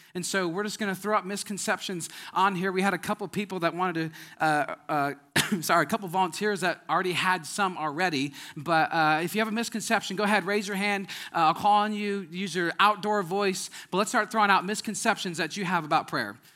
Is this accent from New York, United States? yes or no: no; Wisconsin, United States; moved away; I'm from Wisconsin